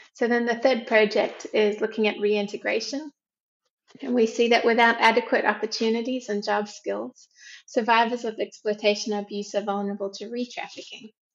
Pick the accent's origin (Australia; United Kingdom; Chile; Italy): Australia; moved away as an adult; also born or lived in South Africa; now in Macau, China; I'm originally from Australia